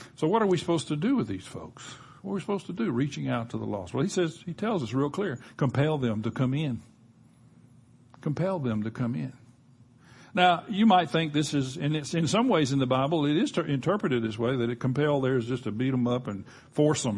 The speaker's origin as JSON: {"language": "English", "region": "Gulf Coast", "country": "United States", "tie": "born or raised there", "said": "I grew up on the Gulf Coast"}